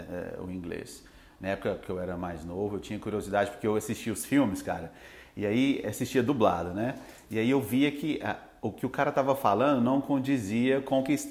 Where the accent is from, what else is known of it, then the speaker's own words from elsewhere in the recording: Itumbiara, Goiás, Brazil; now in Araguari, Brazil; eu sou de Goiás sou de Tumbiara, né? Eu vim para Minas e eu estou morando em Araguari, né?